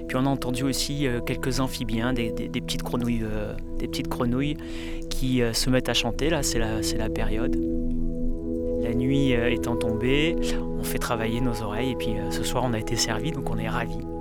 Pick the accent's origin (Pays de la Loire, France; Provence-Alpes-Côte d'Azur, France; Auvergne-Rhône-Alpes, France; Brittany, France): Provence-Alpes-Côte d'Azur, France; Marseille; en tant que Marseillais, que Provençal